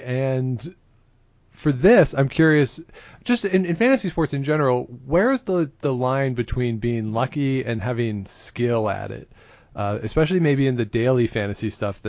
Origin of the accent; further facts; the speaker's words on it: Saskatchewan, Canada; I'm from Saskatchewan.